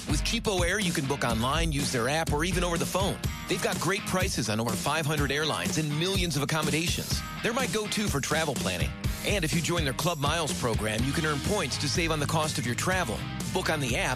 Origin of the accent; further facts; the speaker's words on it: Texas, United States; now in Los Angeles, United States; I mean, I'm from Texas, but I've been here a long, long time